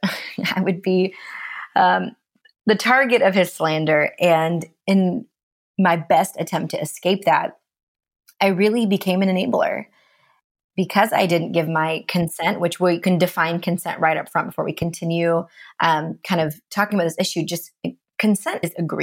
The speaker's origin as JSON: {"language": "English", "country": "India", "moved": "yes", "lives_now": "Seattle, United States", "said": "I'm East Indian, an immigrant"}